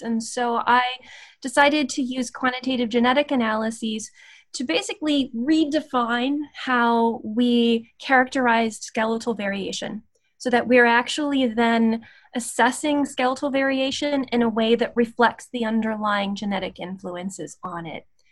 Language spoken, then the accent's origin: English; Appalachia, West Virginia and Virginia border, United States; I I grew up in West Virginia and Virginia, right on the border